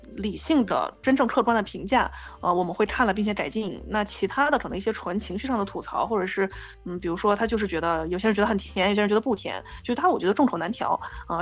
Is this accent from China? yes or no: yes; Hubei, China; now in Beijing, China; 我们两个人是湖北人